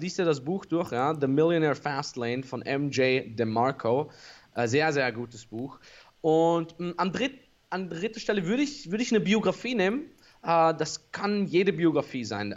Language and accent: German; Austria; für mich als Österreicher